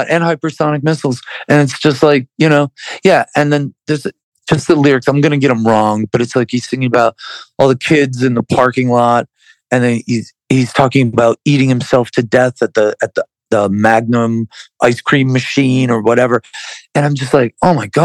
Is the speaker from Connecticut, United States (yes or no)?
no; Buffalo, New York, United States; we're from Buffalo, New York